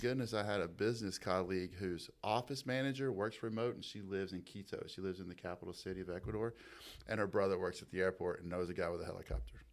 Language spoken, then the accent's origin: English; Toccoa, Georgia, United States; born or raised there; also born or lived in Seneca, South Carolina